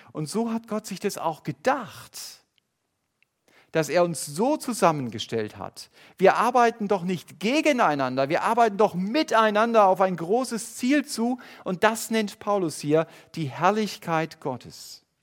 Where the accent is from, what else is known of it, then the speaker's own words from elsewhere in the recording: Germany; Wir als Deutsche